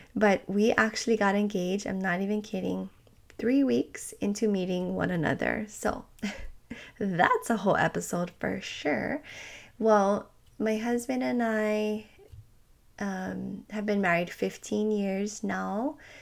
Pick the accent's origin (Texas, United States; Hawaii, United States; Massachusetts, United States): Hawaii, United States; I'm from Hawaii